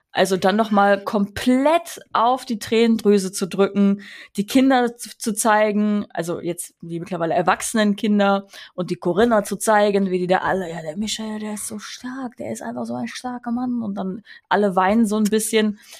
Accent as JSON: {"language": "German", "region": "Rhineland", "country": "Germany", "tie": "born or raised there", "said": "ich komme auch aus dem Rheinland. Ich bin im Rheinland aufgewachsen"}